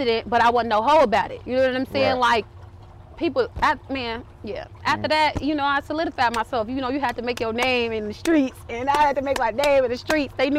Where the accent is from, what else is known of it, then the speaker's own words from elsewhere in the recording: Chicago, Illinois, United States; I'm from Cabrini. Been through a lot of shit.